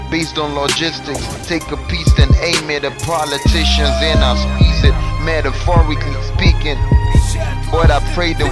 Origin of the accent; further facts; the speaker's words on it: Nigeria; I'm an Nigerian.